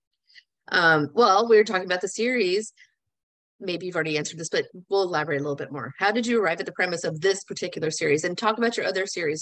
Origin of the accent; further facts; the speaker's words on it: Florida, United States; I grew up on the beach. I grew up in Florida, and there was a Christmas shop in Fort Lauderdale that my mom would take us